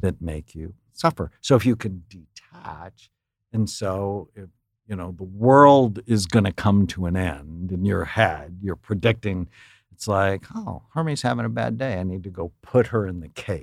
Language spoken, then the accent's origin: English; San Fernando Valley, California, United States; I grew up in the San Fernando Valley